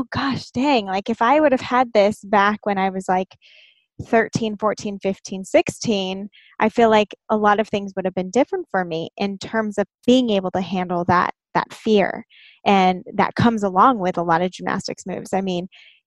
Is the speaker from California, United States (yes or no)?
yes; Inland Empire, Southern California, United States; I grew up in the Inland Empire